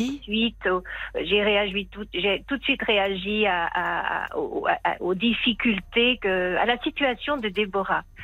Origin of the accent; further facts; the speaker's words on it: France; moved away as an adult; now in Helsinki, Finland; je suis française. J'habite en Finlande depuis 40 euh, ans.